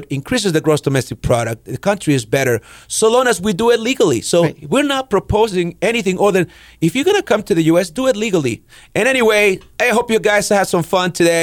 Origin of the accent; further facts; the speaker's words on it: El Salvador; now in United States; I was growing up in El Salvador